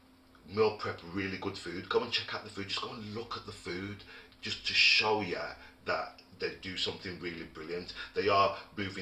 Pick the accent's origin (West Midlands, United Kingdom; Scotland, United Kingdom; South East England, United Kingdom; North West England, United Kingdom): West Midlands, United Kingdom; Wolverhampton; we all grew up in Wolverhampton where everybody knew